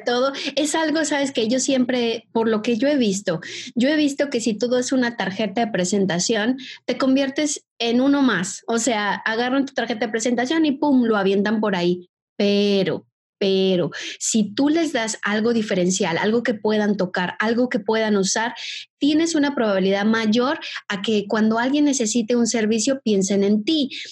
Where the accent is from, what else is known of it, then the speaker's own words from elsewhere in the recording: Mexico; accent: Mexican; moved away as an adult; also born or lived in Brazil; soy mexicana, por si todavía no me escuchan el acento